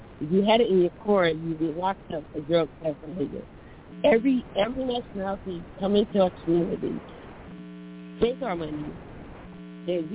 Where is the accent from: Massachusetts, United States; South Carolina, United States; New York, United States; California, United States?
South Carolina, United States; now in Philadelphia, United States; I live in Philly, but I'm from the South. I was born and raised in South Carolina